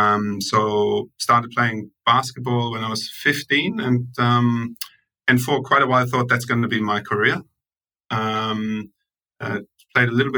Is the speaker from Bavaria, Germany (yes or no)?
yes; Munich, Bavaria, Germany; moved away as an adult; now in Australia; I grew up in Munich